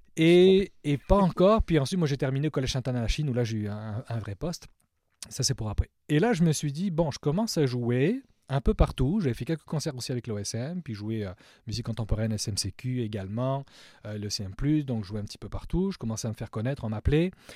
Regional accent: southwest France, France; moved away as an adult; now in Montreal, Canada; à l'âge de 11 ans, on a déménagé dans le sud-ouest de la France

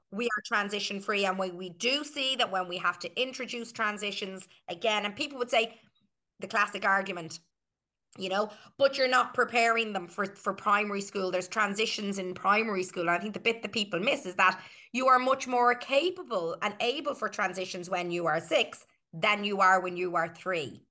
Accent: Ireland; we are Irish

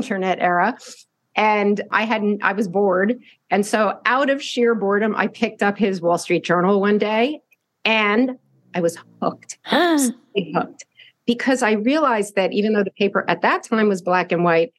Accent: New Jersey suburbs, United States; I grew up in the New Jersey suburbs

